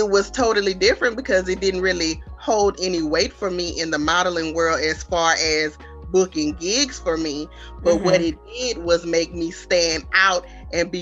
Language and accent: English; Baton Rouge, Louisiana, United States; So I am originally from Baton Rouge, Louisiana